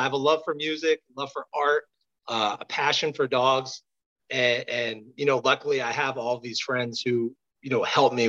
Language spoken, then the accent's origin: English; Newark, New Jersey, United States; I grew up in Newark, New Jersey, home of the Pipeline.